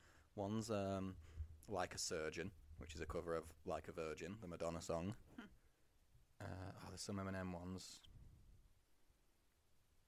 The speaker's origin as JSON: {"language": "English", "region": "England", "country": "United Kingdom", "said": "we're English"}